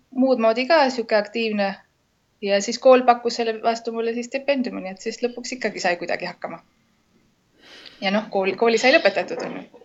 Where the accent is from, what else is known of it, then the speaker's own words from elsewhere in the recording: Estonia; moved away as an adult; now in Lima, Peru; ma olen Eestist